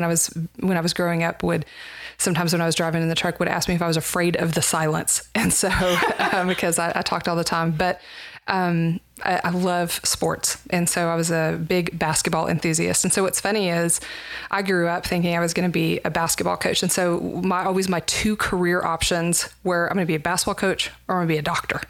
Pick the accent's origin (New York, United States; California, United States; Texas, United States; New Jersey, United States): Texas, United States; Plainview; also born or lived in Dumas, Texas / Colorado / Houston, Texas; now in Lubbock, United States; I grew up until I was in seventh grade in Plainview